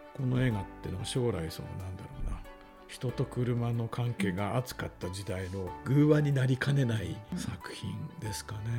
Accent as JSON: {"language": "Japanese", "town": "Hachinohe", "region": "Aomori", "country": "Japan", "tie": "born or raised there", "said": "僕自身もその青森の出身で、まあ、あの八戸なんですけどね"}